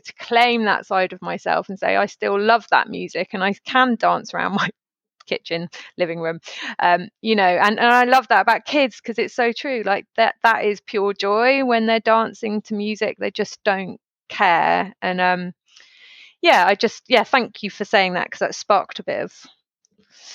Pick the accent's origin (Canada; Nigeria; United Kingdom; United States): United Kingdom; outside Bristol, South West England; growing up outside Bristol